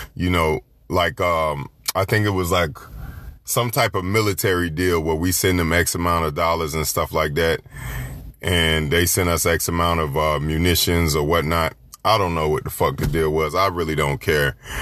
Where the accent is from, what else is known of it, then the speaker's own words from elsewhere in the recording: Florida, United States; I'm from Florida